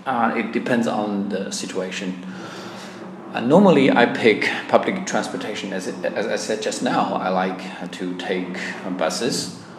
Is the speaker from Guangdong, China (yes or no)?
no; Chenzhou, Hunan, China; English is a second language; moved away as an adult; now in Changsha, China; the name of my hometown is called Chenzhou